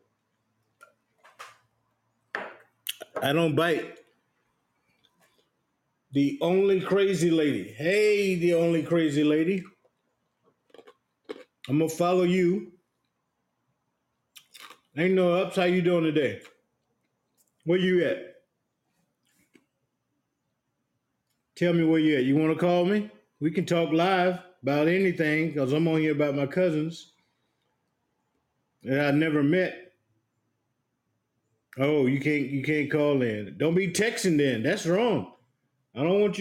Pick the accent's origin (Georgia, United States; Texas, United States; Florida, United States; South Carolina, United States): South Carolina, United States; now in Virginia Beach, United States; I grew up in South Carolina.